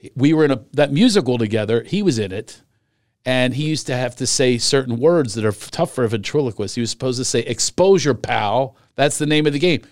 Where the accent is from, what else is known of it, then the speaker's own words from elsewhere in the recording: Pennsylvania, United States; moved away; I grew up in Pennsylvania